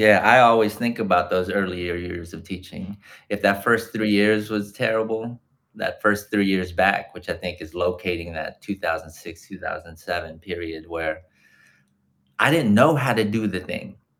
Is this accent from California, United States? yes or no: yes; Los Angeles, California, United States; I was born and raised in Los Angeles, in Tongva land, but my folks and my ancestors come from the so called Philippines